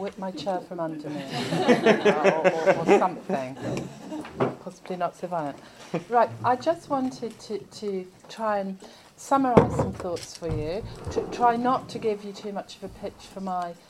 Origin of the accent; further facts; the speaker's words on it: Rochdale, North West England, United Kingdom; I was brought up and lived in Rochdale